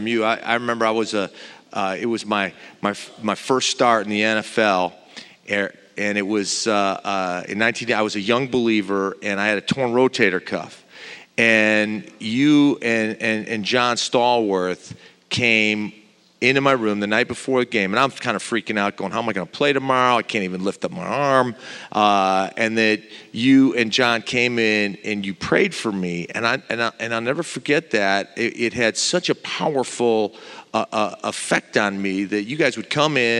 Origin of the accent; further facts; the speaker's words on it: Turkey; moved away; I was born in Turkey